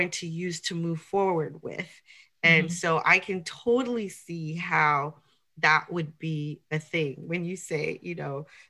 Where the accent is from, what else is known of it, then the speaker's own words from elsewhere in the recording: United States; I'm bicultural as well. My parents are from Haiti, so I grew up in a Haitian culture. And also I was born here in the United States.